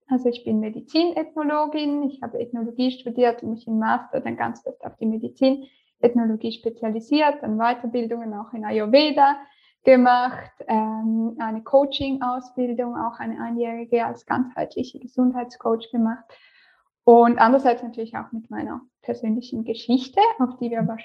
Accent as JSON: {"language": "German", "region": "St. Gallen", "country": "Switzerland", "lives_now": "Lausanne, Switzerland", "said": "Meine Firma ist noch angemeldet in St."}